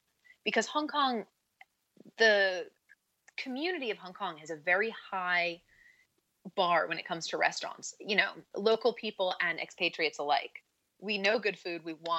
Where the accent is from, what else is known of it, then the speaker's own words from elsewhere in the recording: Northport, New York, United States; I grew up in a small town on Long Island in New York. It's called Northport. And, you know, it's like a one-stop sign town by the water, and it's just a cute little town.